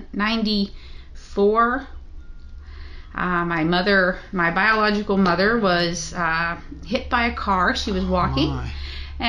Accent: Kentucky, United States; I'm from Kentucky

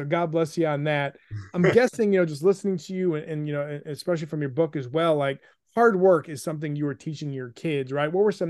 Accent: Buffalo, New York, United States; also born or lived in South Bend, Indiana; I grew up in, I'm from Buffalo, so to speak. I actually was born in South Bend

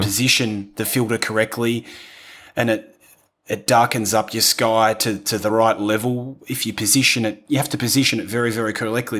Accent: Australia; accent: rough accent; moved away as an adult; also born or lived in London, United Kingdom; now in Italy; was from a little country town in, in Australia

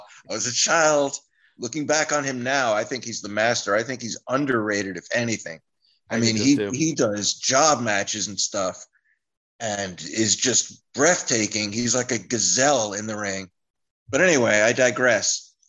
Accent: Union, New Jersey, United States; also born or lived in Miami, Florida; now in Florida, United States; I'm from Union, New Jersey, glorious Union, New Jersey.

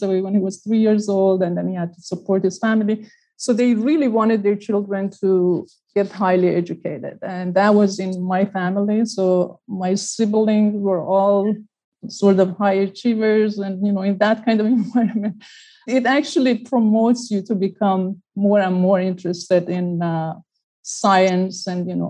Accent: Iran; now in United States; I was born and raised in Iran.

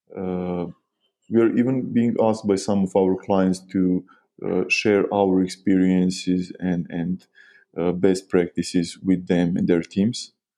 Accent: Novi Sad, Vojvodina, Serbia; we are from Novi Sad, Serbia

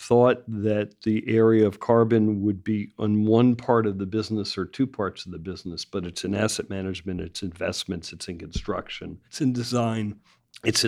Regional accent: Bay Area, California, United States; I come from the Bay Area where it's more challenged than other places

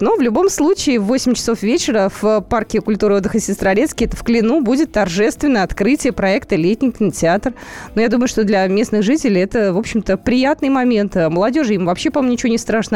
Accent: Moscow, Russia; мы москвичи

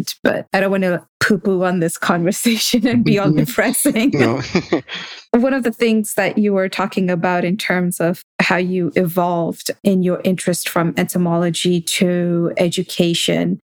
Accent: Nairobi, Kenya; now in United States; the Nairobi I grew up in.

